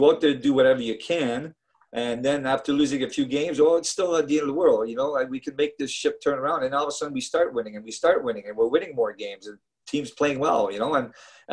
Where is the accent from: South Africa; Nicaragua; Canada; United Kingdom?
Canada; Montreal, Quebec; moved away as an adult; I'm from Montreal and my team's the Montreal Canadiens